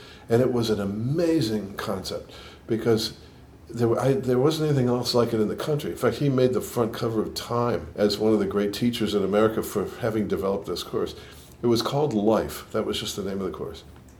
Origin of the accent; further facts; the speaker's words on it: Boston, Massachusetts, United States; accent: New York and Boston; also born or lived in New York; I grew up in Boston. I was born in Boston. I grew up there. I lived in New York for quite a while, and I think I have more New York in my accent than Boston, but there's probably a little bit of both.